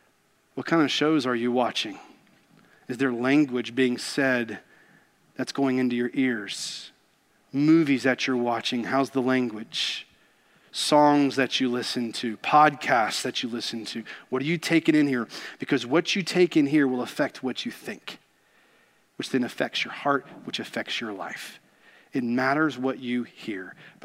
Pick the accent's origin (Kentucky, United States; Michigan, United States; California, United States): Kentucky, United States; Growing up in Kentucky, I got to be around racehorses quite a bit